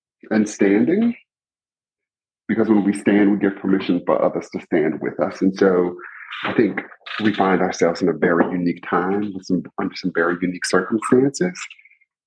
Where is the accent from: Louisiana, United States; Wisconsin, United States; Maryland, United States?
Louisiana, United States; Lafayette; now in Houston, United States; I'm from Louisiana. Yeah, I'm from Louisiana. I'm from a place called Lafayette.